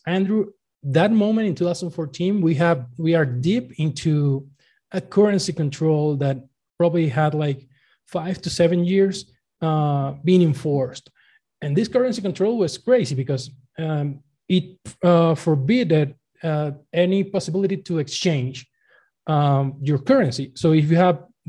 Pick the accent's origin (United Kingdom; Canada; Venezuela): Venezuela; moved away as an adult; now in Mexico; I was born in Venezuela and I was working actually for the national oil company for since I graduated